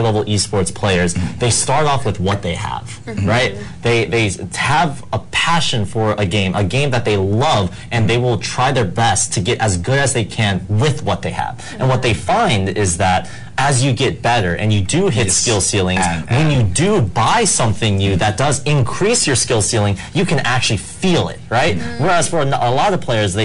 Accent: Virginia, United States; moved away as an adult; now in Los Angeles, United States; I'm from the East Coast in a state called Virginia

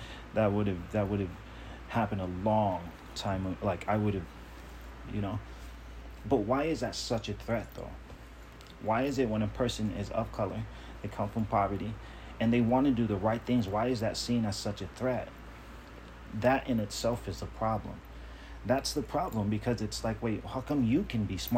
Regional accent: Long Beach, California, United States; also born or lived in Compton, California; we moved from Compton to Long Beach when I was a kid

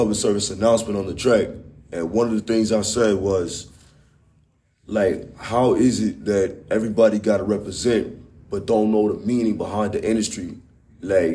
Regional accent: Yonkers, New York, United States; also born or lived in Staten Island / West Indies; grew up and was born and raised right up in Yonkers and Staten Island

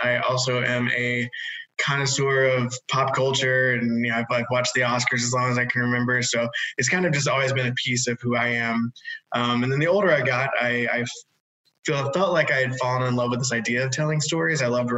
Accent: Atlanta, Georgia, United States; So I was born and raised in Atlanta, way before it became the kind of mecca for filming that it is now.

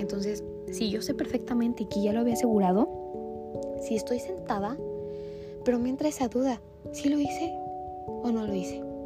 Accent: Mexico City, Mexico; nací en el Estado de México. Mis primeros 7 años de vida, casi 8. Y después nos mudamos para Ciudad de México

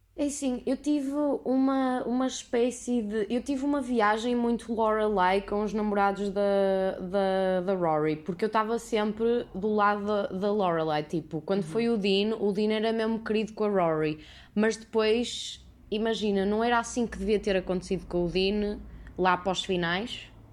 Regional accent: Porto, Norte, Portugal; sou do Porto

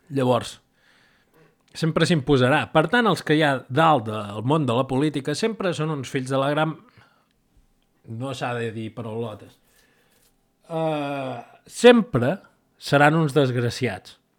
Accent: Catalonia, Spain; soc, soc català

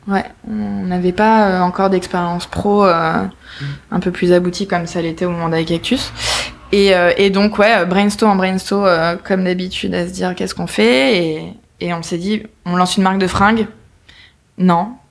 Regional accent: Nice, Provence-Alpes-Côte d'Azur, France; on vient de Nice

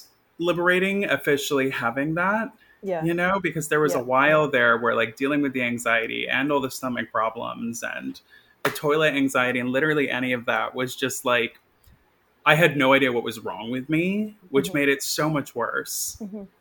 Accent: Maine, United States; now in Brooklyn, United States; I grew up in Maine

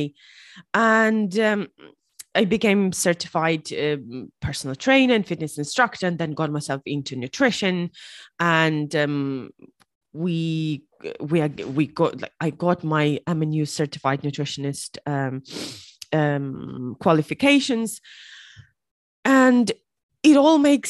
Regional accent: Ukraine; moved away as an adult; now in Ireland; I'm also originally from Ukraine, but I've been living in Ireland for the past 8 years

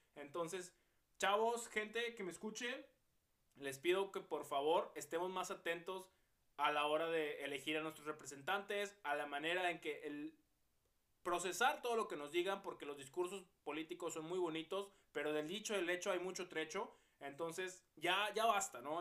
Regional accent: Mexico; Todos somos mexicanos, todos somos un mismo pueblo

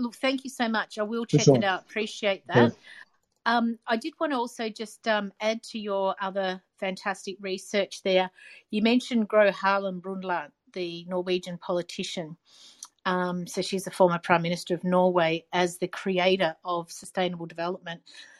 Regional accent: Australia; I'm from Australia.

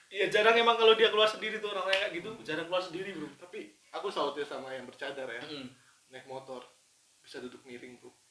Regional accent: Yogyakarta, Special Region of Yogyakarta, Indonesia; kosan ini kan menurut saya ya saya orang Jogja gitu yeah. orang Jogja dan maksudnya setahun kuliah kan udah pernah main ke iya. kos-kosan

